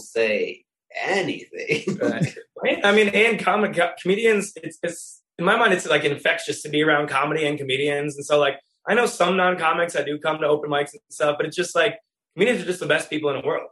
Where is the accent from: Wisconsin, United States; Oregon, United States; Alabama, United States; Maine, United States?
Wisconsin, United States; I'm from Wisconsin